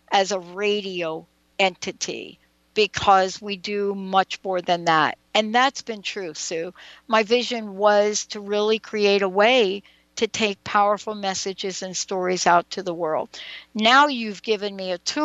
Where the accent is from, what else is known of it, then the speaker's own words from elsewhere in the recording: New York City, New York, United States; I grew up in New York and in the Bronx